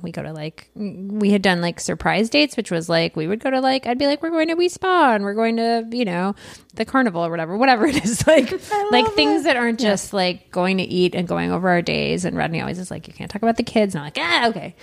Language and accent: English; Michigan, United States; I'm from Michigan.